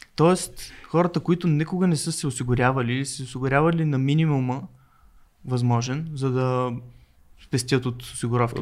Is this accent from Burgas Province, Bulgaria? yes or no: yes; Burgas, Burgas Province, Bulgaria; Аз съм от Бургас